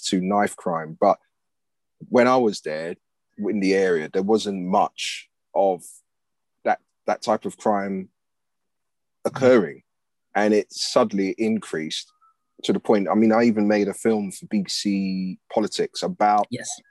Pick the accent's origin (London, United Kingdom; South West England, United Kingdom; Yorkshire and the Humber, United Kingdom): London, United Kingdom; also born or lived in Cricklewood, London; I grew up in Gospel Oak, and then I um, moved to Cricklewood